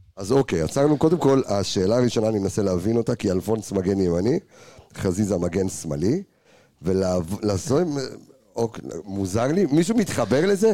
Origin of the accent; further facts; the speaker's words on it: Jerusalem, Jerusalem District, Israel; אני ירושלמי